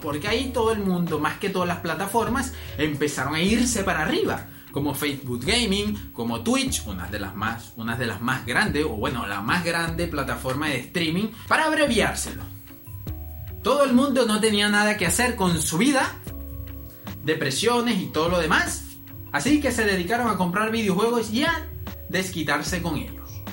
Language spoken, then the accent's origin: Spanish; Venezuela; aquí en mi país, que sería Venezuela